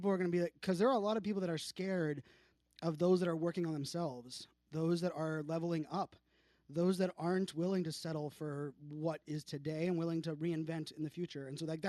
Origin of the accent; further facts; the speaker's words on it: Virginia Beach, Virginia, United States; His mom has a beach house that was actually on the street that I grew up in Virginia Beach.